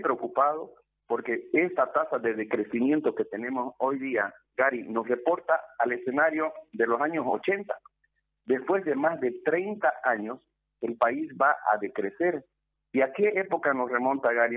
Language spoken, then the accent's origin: Spanish; Bolivia; como bolivianos